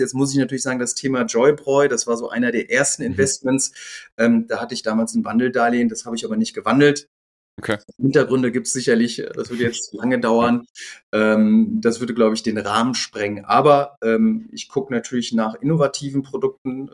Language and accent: German; Düsseldorf, North Rhine-Westphalia, Germany; born or raised there; also born or lived in Gelsenkirchen, Germany; now in Rosenheim, Germany